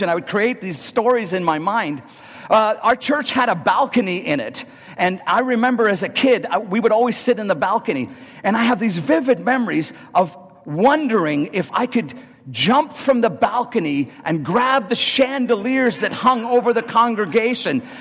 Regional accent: Northern Ireland, United Kingdom; Some of my earliest memories of going to church are as a young boy growing up in Northern Ireland.

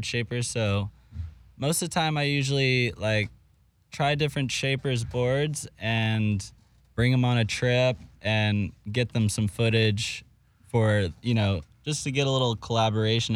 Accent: United States; I'm also from the Gulf Coast of Mexico

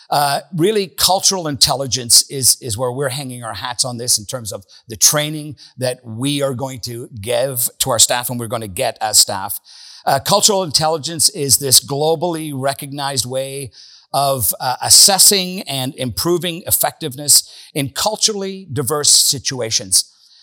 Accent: Northern Ireland, United Kingdom; moved away; I grew up in Northern Ireland.

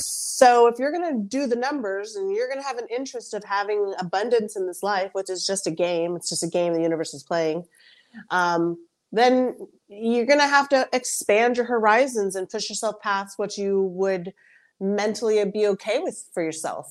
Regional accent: United States; I'm a first generation American, so I'm Colombian American

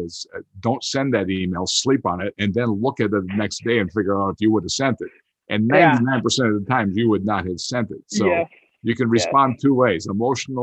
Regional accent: outside Green Bay, Wisconsin, United States; I grew up outside Green Bay, Wisconsin.

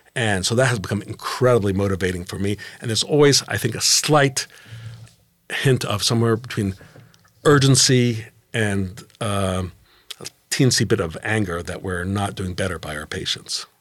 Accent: Geneva, Switzerland; moved away as an adult; now in United States; Growing up in Geneva

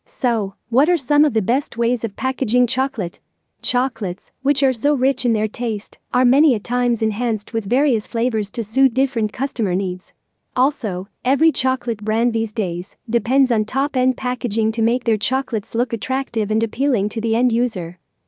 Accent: Zahle, Beqaa, Lebanon; Hi, I'm from Zale, Becca, Lebanon.

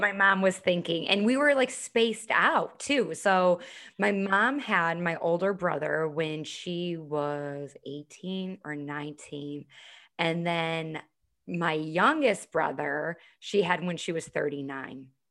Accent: Chicago, Illinois, United States; now in Charleston, United States; I'm originally from Chicago, live here in Charleston now.

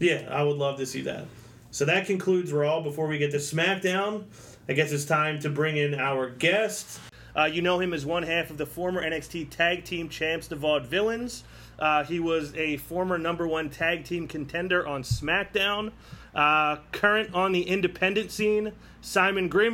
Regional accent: Philadelphia, Pennsylvania, United States; I'm from Philadelphia

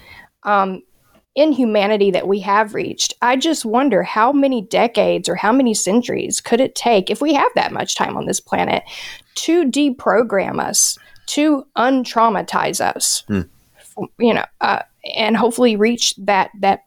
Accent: United States; as an American who just wants to live day to day

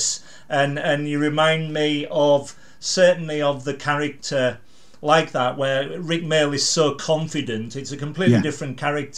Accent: Carlisle, North West England, United Kingdom; moved away; also born or lived in Stoke-on-Trent / London; growing up, I grew up in Carlisle

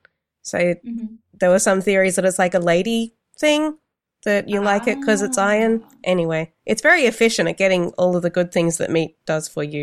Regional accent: Sydney, New South Wales, Australia; accent: Australian; now in Melbourne, Australia; I grew up in Sydney

